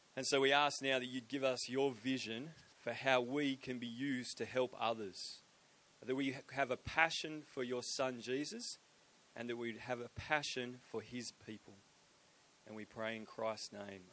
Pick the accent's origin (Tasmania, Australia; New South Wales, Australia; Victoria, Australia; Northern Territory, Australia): New South Wales, Australia; Sydney; I am from Sydney, uh, but I but I just I just purchased a property in Brisbane